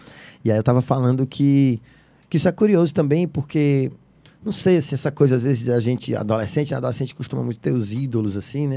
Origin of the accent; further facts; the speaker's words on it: Fortaleza, Ceará, Brazil; also born or lived in São Paulo; eu nasci em Messejana, morei em cidades funcionários, morei muito tempo em vários lugares da Messejana, fui para São Paulo, voltei para Fortaleza